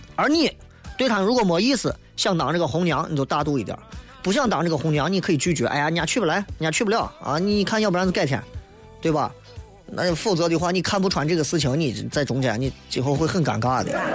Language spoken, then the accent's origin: Chinese; Xi'an, Shaanxi, China; 我们陕西人，西安人